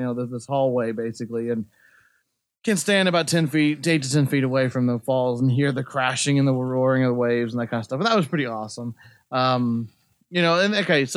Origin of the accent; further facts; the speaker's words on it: United States; I'm an American